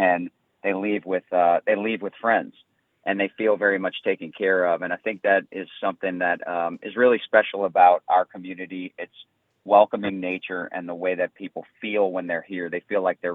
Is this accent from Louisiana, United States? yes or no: yes; St. Bernard Parish, Louisiana, United States; I grew up in St. Bernard Parish.